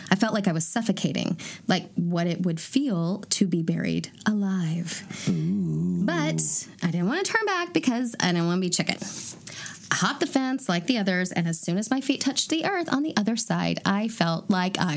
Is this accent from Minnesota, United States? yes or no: no; Chicago, Illinois, United States; I grew up in Chicago a very haunted city, and seemed to be on the radar of every spirit in the vicinity.